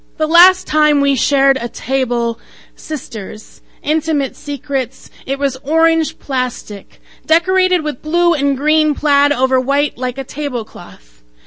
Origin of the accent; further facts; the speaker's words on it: Idaho, United States; now in Minnesota, United States; I was born in Idaho.